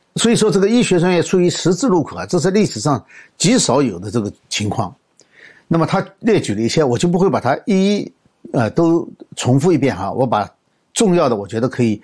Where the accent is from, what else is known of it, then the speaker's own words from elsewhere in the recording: China; 我们中国人